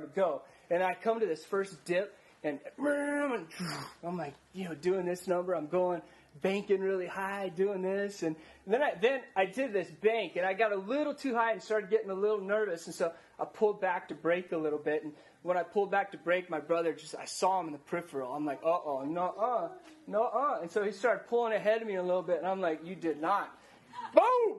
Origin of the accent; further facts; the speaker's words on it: Ordway, Colorado, United States; moved away; also born or lived in Virginia; Colorado boy. You know, I grew up in Ordway, Colorado, small little town